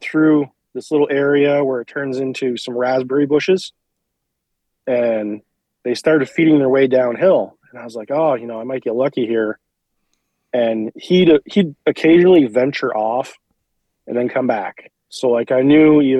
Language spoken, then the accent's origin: English; central Vermont, United States; I'm from Vermont, originally central Vermont. I live in north central Vermont now